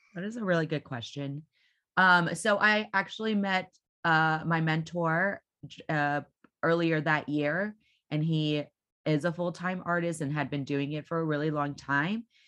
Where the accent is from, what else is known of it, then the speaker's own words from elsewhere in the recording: Houston, Texas, United States; I am been born and raised in Houston, Texas